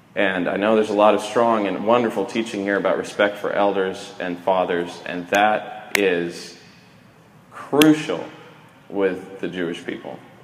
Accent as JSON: {"language": "English", "country": "Sweden", "said": "I'm a Viking from Sweden, all sides of the family, direct descendant"}